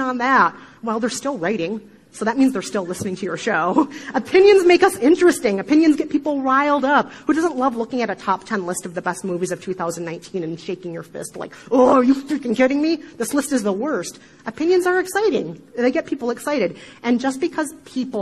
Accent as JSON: {"language": "English", "region": "Midwest", "country": "United States", "accent": "Midwestern", "said": "my horrible Midwestern accent"}